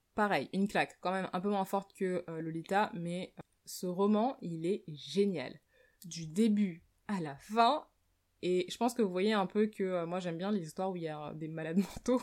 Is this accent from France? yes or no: yes; France; moved away as an adult; je suis née en France et j'ai vécu en France la plus grande partie de ma vie, c'est-à-dire pendant les 24 premières années de ma vie